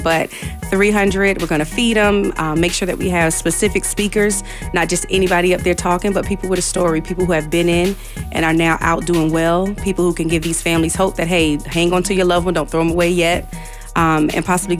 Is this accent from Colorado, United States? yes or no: no; Newark, New Jersey, United States; now in Hampton Roads, United States; I grew up in Newark, New Jersey, where it's not as beautiful as Virginia.